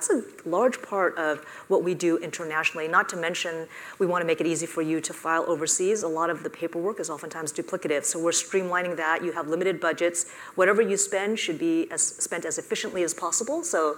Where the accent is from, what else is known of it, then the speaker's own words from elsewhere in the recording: California, United States; I grew up in the Silicon Valley. My dad was an engineer. I built a handheld radio with my dad in our living room.